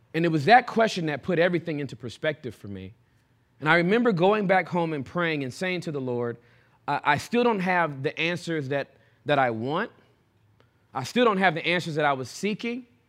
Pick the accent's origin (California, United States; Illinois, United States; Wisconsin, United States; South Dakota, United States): California, United States; Southern; I was born and raised in Southern California